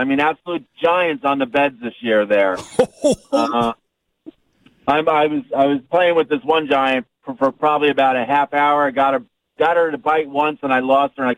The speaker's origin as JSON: {"language": "English", "country": "United States", "tie": "born or raised there", "said": "my hometown of Hamilton Lake"}